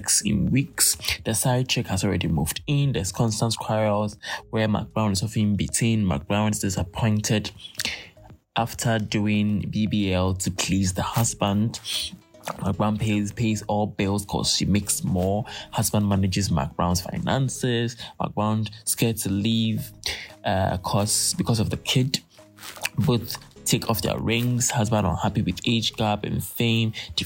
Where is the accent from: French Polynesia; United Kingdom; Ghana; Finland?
Ghana; as a Ghanaian, you go to university